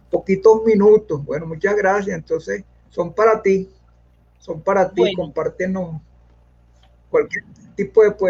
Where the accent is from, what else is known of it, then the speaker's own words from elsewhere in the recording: Caracas, Capital District, Venezuela; yo soy caraqueño, pero pero mi corazón es llanero. Porque mi papá y mi mamá, descansen, eran del llano.